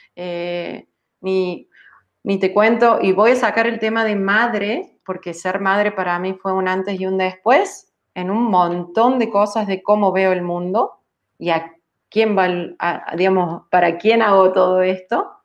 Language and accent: Spanish; Córdoba, Argentina; also born or lived in Germany; eso terminó siendo un cordobés y sigo en Córdoba, en Argentina